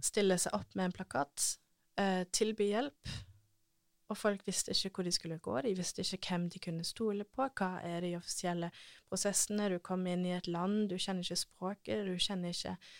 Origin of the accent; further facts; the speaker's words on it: Norway; ingen andre nordmenn som jobber for den organisasjonen. Det er kun meg